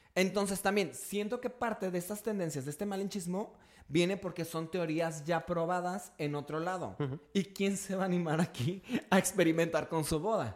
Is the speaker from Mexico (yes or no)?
yes; Mexico